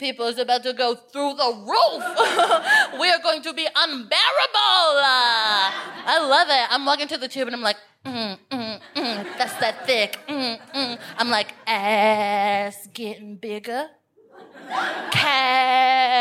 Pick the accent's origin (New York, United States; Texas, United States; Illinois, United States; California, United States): Texas, United States; Houston; now in London, United Kingdom; I'm from Houston